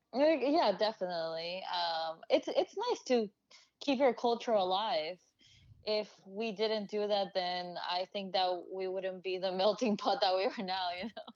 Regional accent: Honduras; now in United States; I'm originally from Honduras

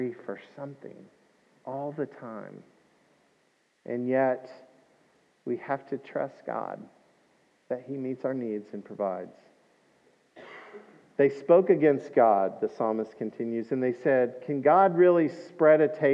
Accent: Scotland, United Kingdom; I'm Scottish

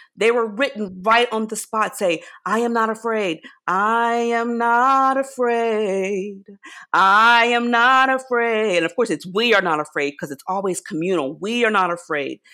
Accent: rural Virginia, United States; As a child, I grew up in rural Virginia, so I grew up in the South

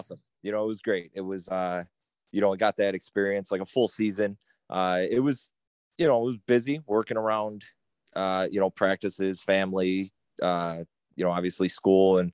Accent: Kenmore, New York, United States; I'm from Kenmore. Born and raised, went to Kenmore West, played high school ball there

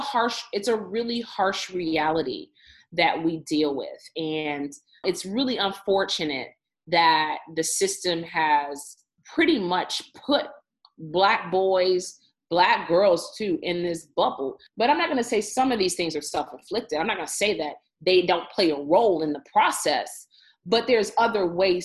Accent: Evanston, Illinois, United States; I grew up in Evanston, love Evanston, very diverse community

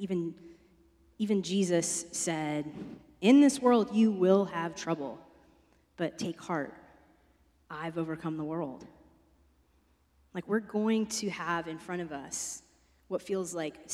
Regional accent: East Coast, United States; moved away; I'm from the East Coast

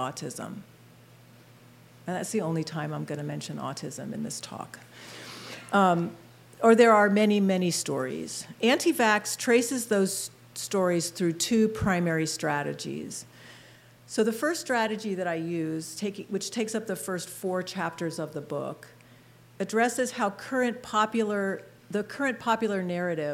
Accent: outside of Philadelphia, Pennsylvania, United States; moved away as an adult; also born or lived in Blacksburg, Virginia; now in Harrisburg, United States; I grew up in Pennsylvania, outside of Philadelphia

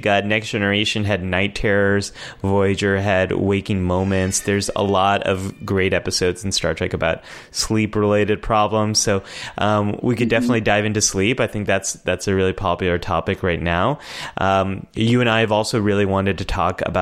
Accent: United States; as American

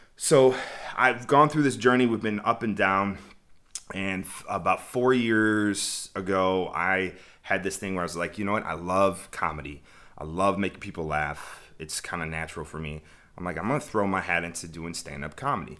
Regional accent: Chicago, Illinois, United States; moved away; I was born and raised in Chicago.

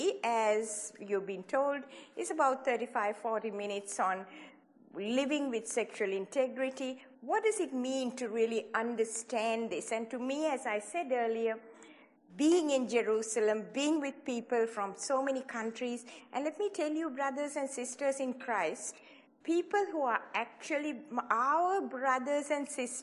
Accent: Sri Lanka; moved away as an adult; also born or lived in Hawaii; I was born in Sri Lanka, in the tea plantations of Sri Lanka, a long, long time ago

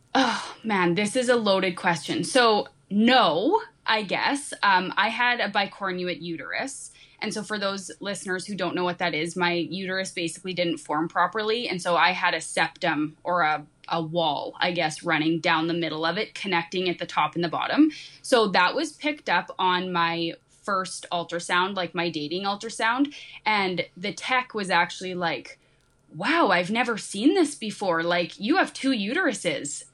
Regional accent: Canada; also born or lived in Saskatchewan; I'm actually from Canada. I'm in Saskatchewan

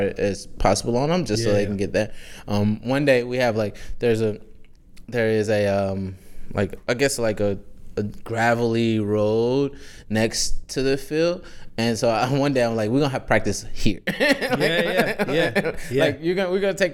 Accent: Nashville, Tennessee, United States; moved away as an adult; also born or lived in Birmingham, Alabama / Atlanta; now in Chicago, United States; born and raised in Nashville

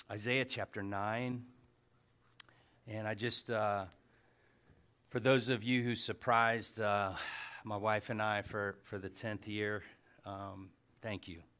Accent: Hawaii, United States; So, and I'm Hawaiian, by the way. I just never had enough cash to get over there.

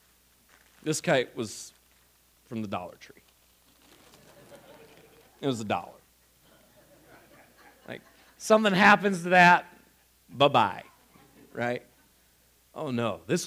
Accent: Ohio, United States; moved away; Where I grew up in Ohio, we didn't have as much wind

